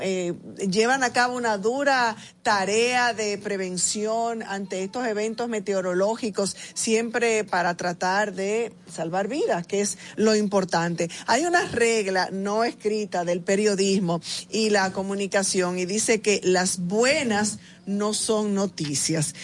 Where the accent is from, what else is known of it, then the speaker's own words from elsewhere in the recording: Dominican Republic; somos los mismos dominicanos